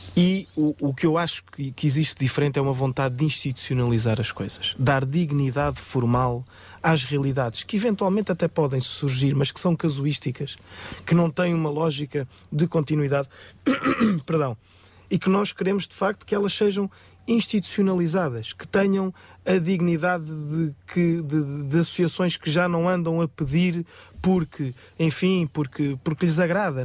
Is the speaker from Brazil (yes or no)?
no; Rio de Mouro, Lisbon, Portugal; da minha terra, de Rio de Moro